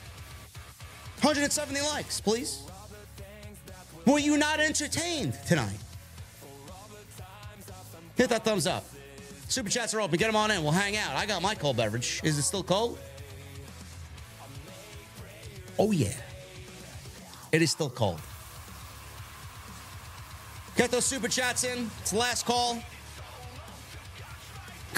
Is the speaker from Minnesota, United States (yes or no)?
no; New York City, New York, United States; I'm a Sicilian from the Bronx